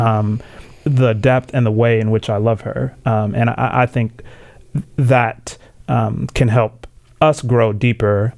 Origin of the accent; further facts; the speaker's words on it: Tanzania; now in United States; I was born in Tanzania. Um, both my parents are, are Tanzanian. Um, came here to the states